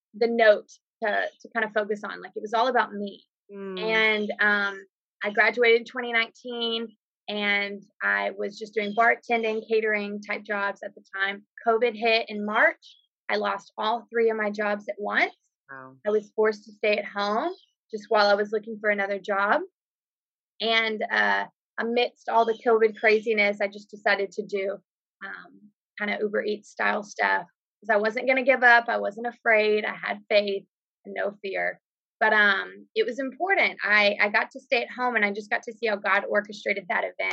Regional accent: Texas, United States; I was from Texas

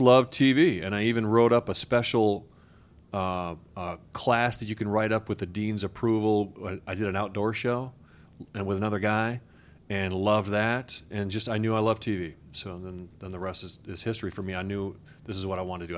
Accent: Beloit, Wisconsin, United States; I'm from Beloit, Wisconsin, right on the border with Illinois

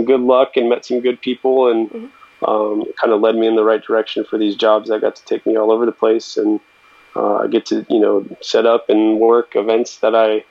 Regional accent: Bay Area, California, United States; Born and raised in the Bay Area, very close to yourself, and, been loving living here ever since

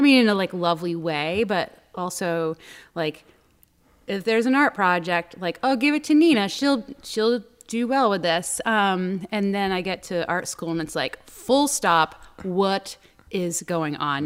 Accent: Newburyport, Massachusetts, United States; now in Boston, United States; I grew up, um, in Newburyport, Mass, which is up on the North Shore

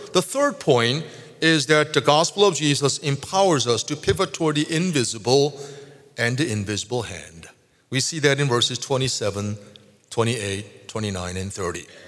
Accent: South Korea; moved away; I grew up in Korea

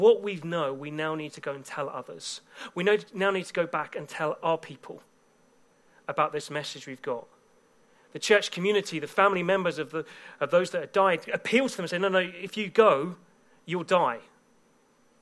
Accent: England, United Kingdom; I'm from England

